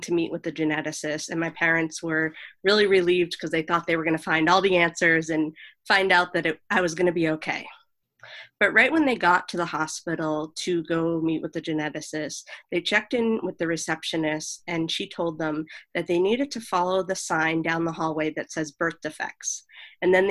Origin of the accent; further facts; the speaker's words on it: Boston, Massachusetts, United States; moved away; also born or lived in Los Angeles / New York City; I was born in Boston.